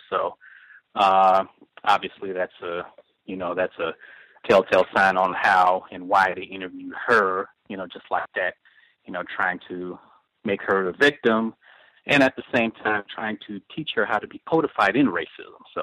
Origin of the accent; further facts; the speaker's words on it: Chicago, Illinois, United States; I'm from Chicago, so it's you know right here